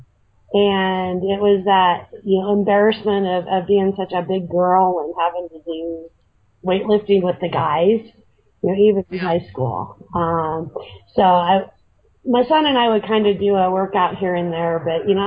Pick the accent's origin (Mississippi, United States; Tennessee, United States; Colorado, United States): Colorado, United States; also born or lived in Arizona; I moved from Arizona back home to Colorado, where my family's